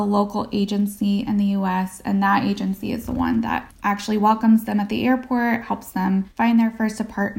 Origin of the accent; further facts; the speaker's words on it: United States; as an American who grew up here